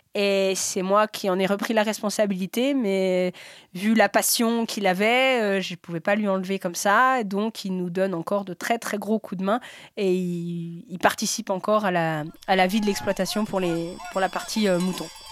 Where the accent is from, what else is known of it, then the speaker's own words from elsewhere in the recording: Sixt-Fer-à-Cheval, Auvergne-Rhône-Alpes, France; je suis de Sixte. Alors, euh, Sixte Père à Cheval